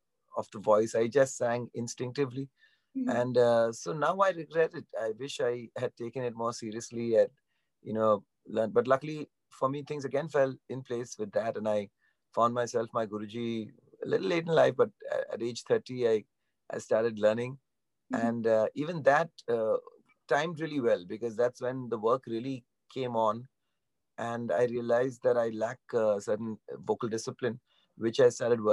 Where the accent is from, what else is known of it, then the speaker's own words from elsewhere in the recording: Mumbai, Maharashtra, India; growing up in Bandra, I was exposed to a lot of Western music